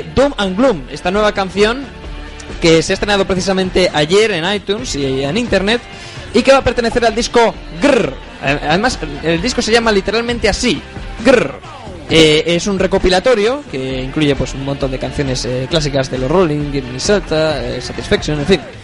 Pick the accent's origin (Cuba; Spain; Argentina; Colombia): Spain; somos españoles de verdad